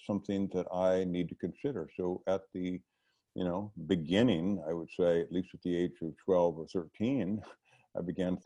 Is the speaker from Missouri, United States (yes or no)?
no; New Orleans, Louisiana, United States; moved away; I grew up in New Orleans, and my family history goes back several generations back into the mid-1800s